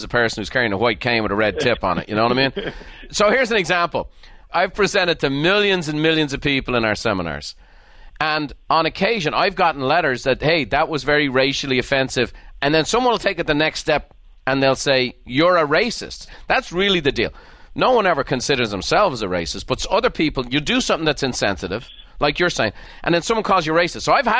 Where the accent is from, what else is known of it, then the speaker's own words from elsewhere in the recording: Ireland; like I grew up in Ireland. There was no race issues in Ireland because we had no races.